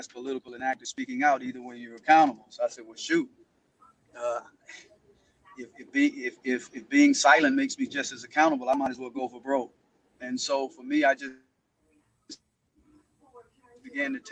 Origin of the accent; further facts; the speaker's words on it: Mississippi, United States; moved away; also born or lived in Louisiana; growing up in Mississippi